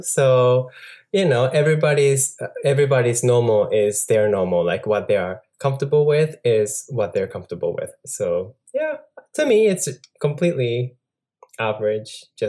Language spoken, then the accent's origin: English; Japan; moved away as an adult; also born or lived in Boston, Massachusetts / Franklin, Massachusetts / New York; I was born in Japan. Actually, my house is a temple. Both of my parents are certified monks.